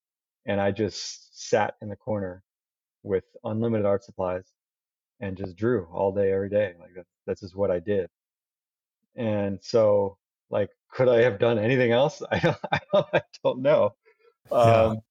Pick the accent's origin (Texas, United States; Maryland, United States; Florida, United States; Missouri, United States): Florida, United States; Daytona Beach; moved away as an adult; also born or lived in New York; now in Belmont, United States; Daytona Beach. You know, that's my hometown